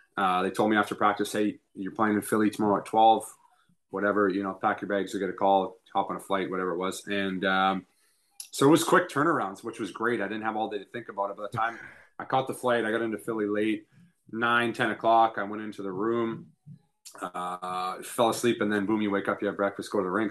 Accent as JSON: {"language": "English", "country": "Canada", "tie": "born or raised there", "said": "as a Canadian kid"}